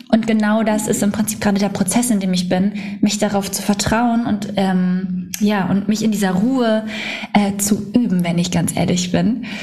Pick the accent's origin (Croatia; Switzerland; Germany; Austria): Germany; Schwedeneck, Schleswig-Holstein; Ja, nicht ganz, genau, äh, Schwedeneck.